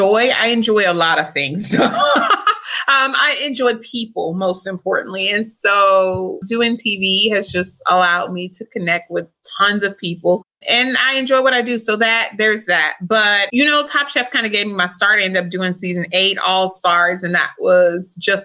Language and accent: English; Louisiana, United States; now in Dallas, United States; I'm from Louisiana, my family.